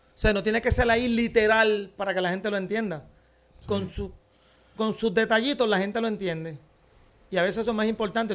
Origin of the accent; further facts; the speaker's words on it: Puerto Rico; yo soy de aquí